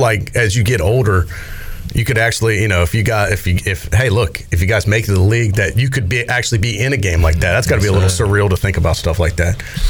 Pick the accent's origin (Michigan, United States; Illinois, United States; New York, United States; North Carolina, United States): North Carolina, United States; Raleigh; because I'm from Raleigh too.